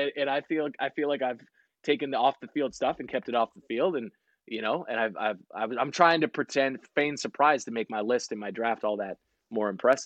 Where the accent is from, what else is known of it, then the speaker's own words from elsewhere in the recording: San Diego, California, United States; born there; And I was born in San Diego. And as we move around military wise, you could always see the Raiders